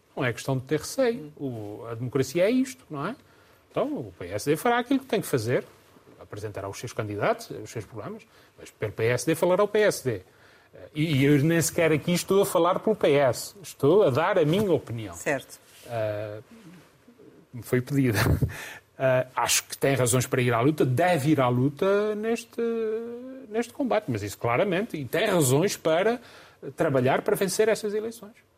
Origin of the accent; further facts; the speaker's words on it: Covoada, Azores, Portugal; melhor terra do mundo, não é melhor terra do mundo. É onde nasci, onde cresci